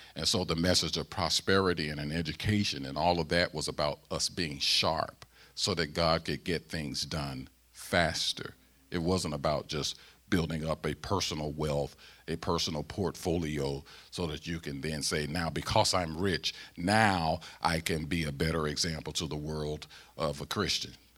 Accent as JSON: {"language": "English", "town": "St. Louis", "region": "Missouri", "country": "United States", "accent": "Southern", "moved": "as an adult", "said": "I'm a Southerner. I'm from Saint Louis, Missouri"}